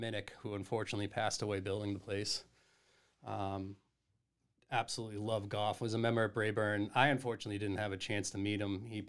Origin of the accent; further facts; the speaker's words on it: Massachusetts, United States; growing up in the South Shore and my dad working in Boston and having two older brothers